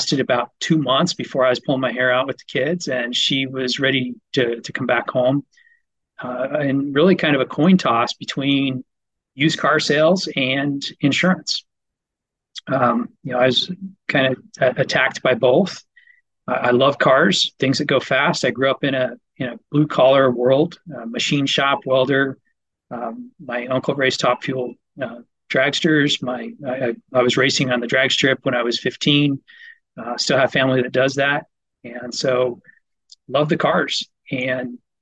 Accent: Colorado, United States; now in Montana, United States; growing up in Colorado, you saw mountains

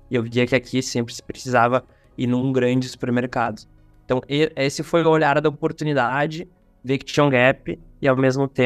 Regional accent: Rio Grande do Sul, Brazil; tenho 31 anos e vim do interior do Rio Grande do Sul da fronteira com a Argentina para a capital do estado.

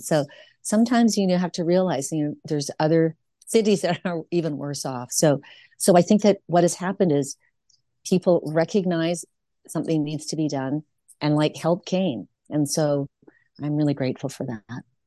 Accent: Vancouver, British Columbia, Canada; I'm a third generation Chinese Canadian, so born and raised in Vancouver.

